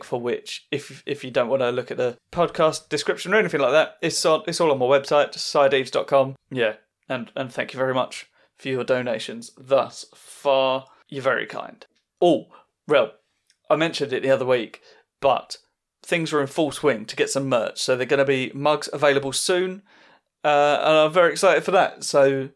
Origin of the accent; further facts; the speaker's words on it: Southend-on-Sea, East of England, United Kingdom; I'm at the Alex next Sunday in Southend, which is my hometown gig.